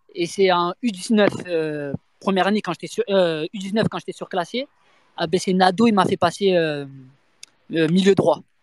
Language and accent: French; Marseille, Provence-Alpes-Côte d'Azur, France; moved away as an adult; je venais de Marseille, donc nous, on vient de Marseille